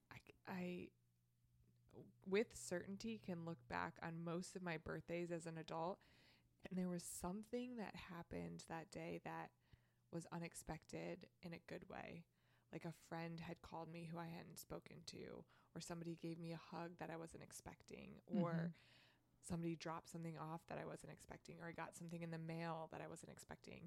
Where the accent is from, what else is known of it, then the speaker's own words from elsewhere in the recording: Midwest, United States; growing up in the Midwest